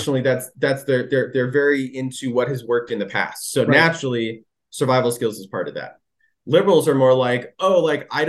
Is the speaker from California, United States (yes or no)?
yes; California, United States; I grew up in California